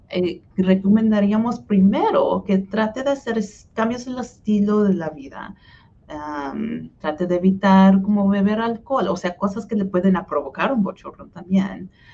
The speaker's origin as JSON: {"language": "Spanish", "town": "Hutchinson", "region": "Kansas", "country": "United States", "tie": "born or raised there", "also_born_or_lived": "Wichita, Kansas", "first_language": "Spanish", "lives_now": "Kansas City, United States", "said": "fui al colegio de comunidad de Hutchinson, que es donde nací y donde todavía viven mis papás, en el sur centro de, Kansas."}